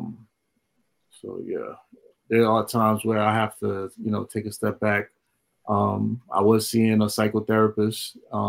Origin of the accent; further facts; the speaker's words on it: New York City, New York, United States; I grew up in Flatbush